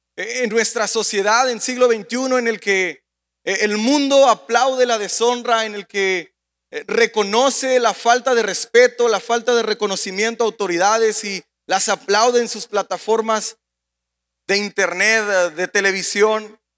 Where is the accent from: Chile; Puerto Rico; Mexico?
Mexico; moved away; como mexicanos, a pesar de que vivimos en un país extranjero que nos ha abrazado